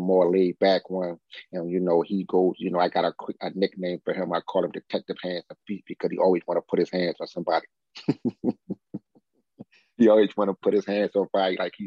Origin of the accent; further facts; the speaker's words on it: Philadelphia, Pennsylvania, United States; moved away as an adult; also born or lived in Washington, D.C.; Growing up in Philadelphia